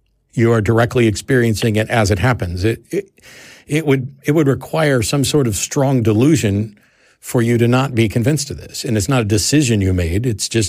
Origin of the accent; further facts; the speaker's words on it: Kansas City, United States; born there; also born or lived in St. Louis / Norfolk / Virginia Beach; now in Austin, United States; So, like, I was born in Kansas City. I will always refer to Kansas City as home in some sense, but I've also lived in, you know, St. Louis and Norfolk, Virginia Beach area and here in Austin. Austin is home.